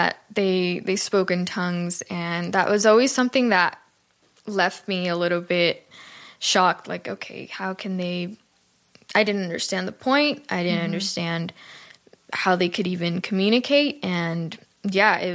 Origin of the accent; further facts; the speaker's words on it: Cuba; I was born and raised in Cuba